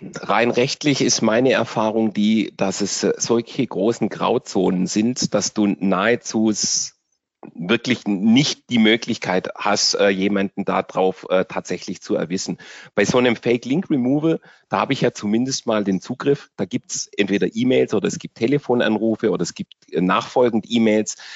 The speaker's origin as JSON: {"language": "German", "country": "Germany", "said": "bei uns in Deutschland"}